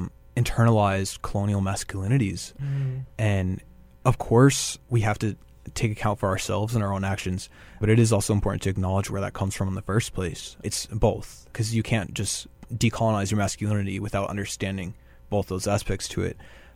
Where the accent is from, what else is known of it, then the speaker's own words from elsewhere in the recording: Dallas, Texas, United States; moved away as an adult; also born or lived in Minneapolis / France / Romania; now in Winnipeg, Canada; I was raised in South Dallas. Well, I was raised in a neighborhood called Oak Cliff